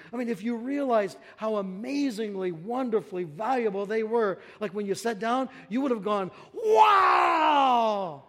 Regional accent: Hayward, Wisconsin, United States; You know, I came from Hayward, Wisconsin, way up in the frozen tundra amongst God's frozen chosen, way up there. And I came down here south

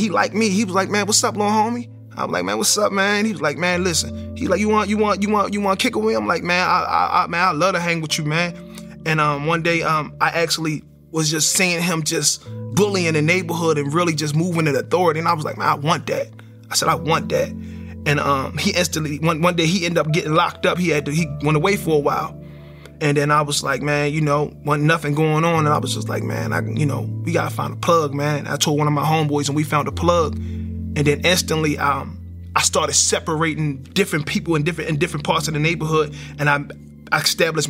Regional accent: Baltimore, Maryland, United States; growing up in Baltimore, I didn't know how bad it was because I was in it, and it became like the norm. So we grew up in the projects in East Baltimore

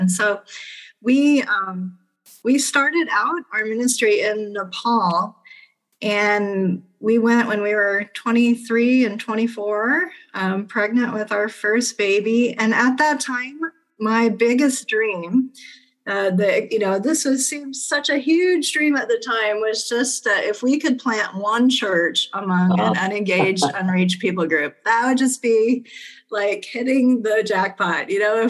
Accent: Ghana; also born or lived in Nigeria / Liberia; I'm actually a missionary kid. I grew up in West Africa. I was born in Nigeria and grew up in Ghana and Liberia.

